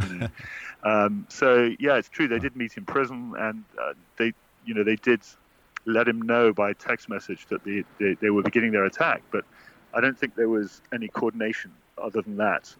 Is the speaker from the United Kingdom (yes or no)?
yes; United Kingdom; as a Brit.